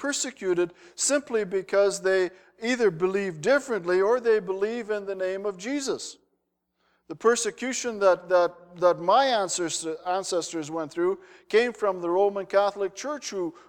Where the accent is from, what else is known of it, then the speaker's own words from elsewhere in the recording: Netherlands; I wound up as a Dutch kid. My name doesn't make sense in Holland.